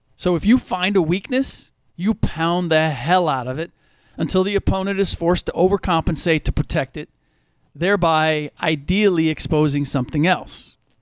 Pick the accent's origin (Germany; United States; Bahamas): United States; Cincinnati, Ohio; moved away as an adult; also born or lived in New York / San Diego / New Hampshire / Washington, D.C.; now in Bay Area, United States; I was born and raised in Cincinnati